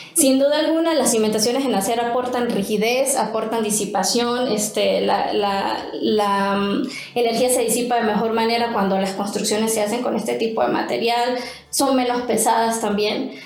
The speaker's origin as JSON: {"language": "Spanish", "country": "Venezuela", "moved": "as an adult", "lives_now": "Mexico", "said": "yo soy venezolana, egresada de una universidad en Venezuela."}